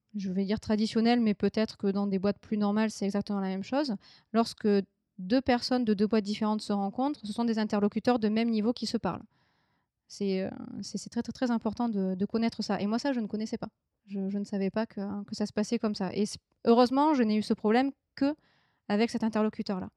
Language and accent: French; France; moved away; j'ai quitté la France